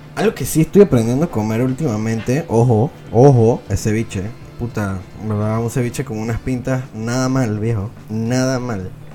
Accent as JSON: {"language": "Spanish", "country": "Venezuela", "tie": "born or raised there", "said": "nací en Venezuela"}